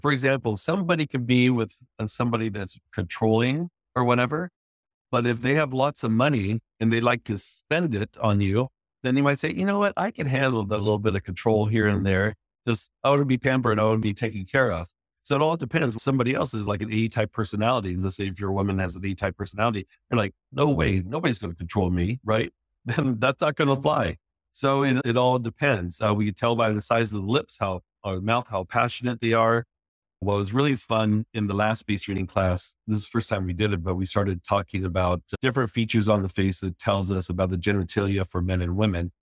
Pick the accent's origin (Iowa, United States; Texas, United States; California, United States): California, United States; San Jose; moved away as an adult; now in Los Angeles, United States; we're from the San Francisco Bay Area, from San Jose